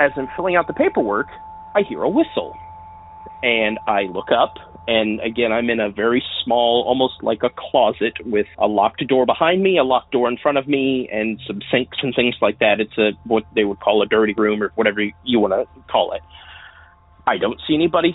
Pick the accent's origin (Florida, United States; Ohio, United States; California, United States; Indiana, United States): Indiana, United States; southwestern; I'm calling from southwestern Indiana